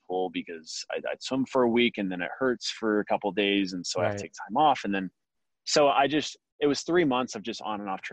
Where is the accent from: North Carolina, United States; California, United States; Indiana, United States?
California, United States; Laguna Hills; the club pool I grew up training at in Nelly Gale at Laguna Hills